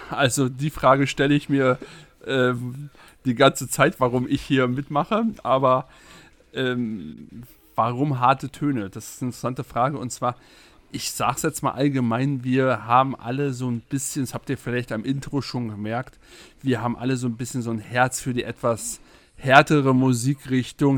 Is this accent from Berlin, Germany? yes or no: yes; Berlin, Germany; Ich komme aus Berlin. Das hört man wahrscheinlich.